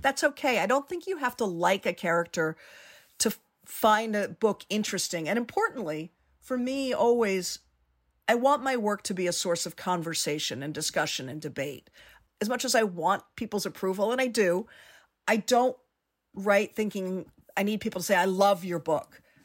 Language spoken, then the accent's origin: English; Washington, District of Columbia, United States; I grew up in Washington, D C